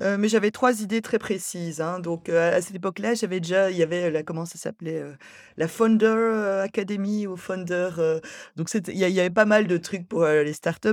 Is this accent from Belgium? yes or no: yes; Brussels, Brussels-Capital Region, Belgium; J'étais à l'école à, Bruxelles